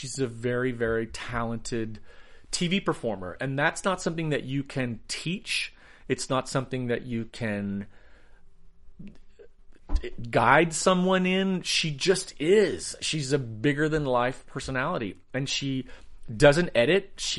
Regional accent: the South, United States; You know, I grew up in the South.

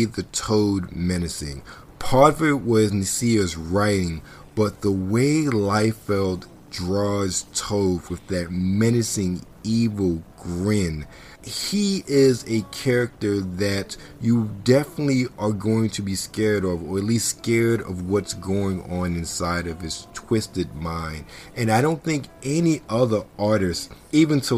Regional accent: Baltimore, Maryland, United States; Growing up in Baltimore

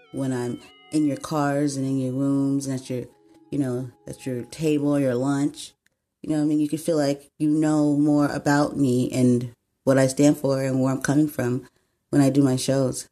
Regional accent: San Diego, California, United States; I was born right here in San Diego, California

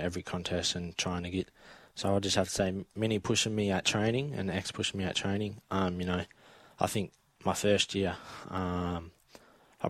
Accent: Perth, Western Australia, Australia; now in Melbourne, Australia; I'm coming from Perth and Stacks

